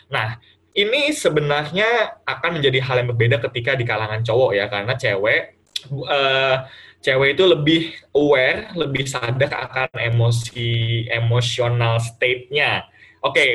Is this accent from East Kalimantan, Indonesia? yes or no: no; Bekasi, West Java, Indonesia; Jadi kayak misalkan yang biasa misalkan aku orang Bekasi nih kan uh, ngomongnya gue lu atau segala macam.